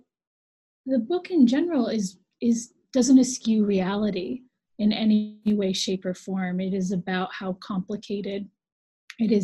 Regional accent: Los Angeles, California, United States; moved away as an adult; I'm from Los Angeles

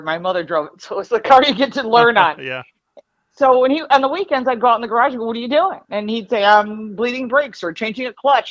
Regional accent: Detroit, Michigan, United States; also born or lived in Dearborn, Michigan; now in Buffalo, United States; I'm from Detroit originally. Actually, I was born in Dearborn

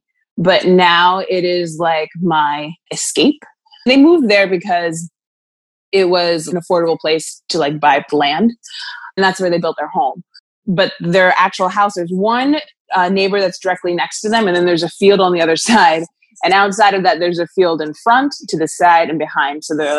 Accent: Pennsylvania, United States; Lancaster County.

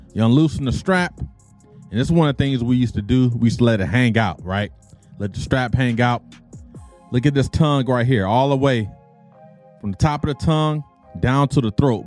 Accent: Detroit, Michigan, United States; moved away; also born or lived in Okinawa, Japan; growing up in Detroit

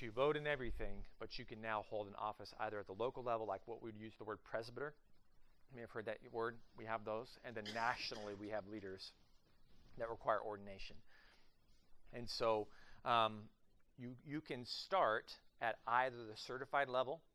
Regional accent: Oklahoma, United States; moved away as an adult; also born or lived in southern Ohio / southeast of Cleveland, Ohio; now in Columbus, United States; I am actually from the great state of Oklahoma

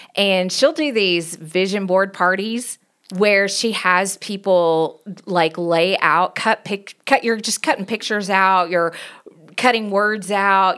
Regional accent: Knoxville, Tennessee, United States; accent: country; moved away as an adult; also born or lived in Virginia; now in Denver, United States; I was born and raised in Knoxville, Tennessee, so if you hear a country accent

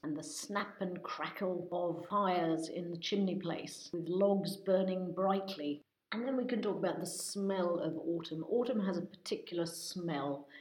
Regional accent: England, United Kingdom; now in France; I'm British, in case anybody doesn't know, or rather English

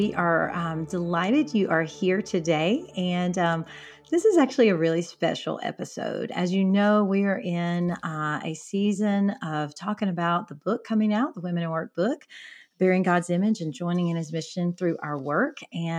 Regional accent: Alabama, United States; even though you're from Philadelphia, I'm from Alabama, different communities, different life experiences.

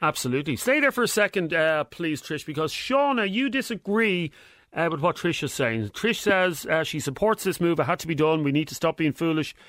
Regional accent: Ireland; I'm proud as as an Irishman

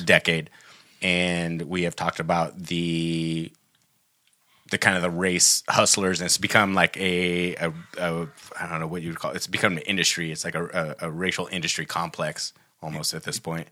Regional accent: Humboldt County, Northern California, United States; we grew up in Humboldt County, which is actually Northern California

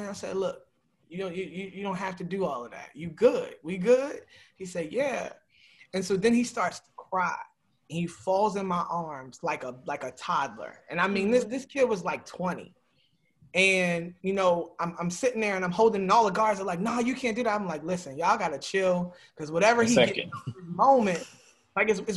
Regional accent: Baltimore, Maryland, United States; I'm from Baltimore

